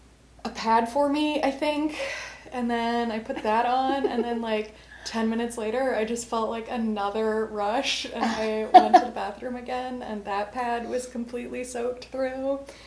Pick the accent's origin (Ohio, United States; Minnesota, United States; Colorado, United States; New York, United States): Colorado, United States; Because I'm from Colorado, it's at a pretty high altitude